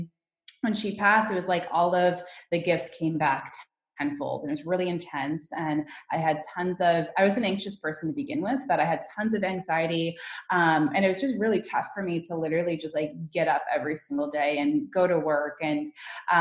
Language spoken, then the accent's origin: English; New York City, New York, United States; moved away as an adult; now in California, United States; I'm originally from New York. I just moved to California. So for me growing up, it was always the dream to be like, you know, that New York City hustler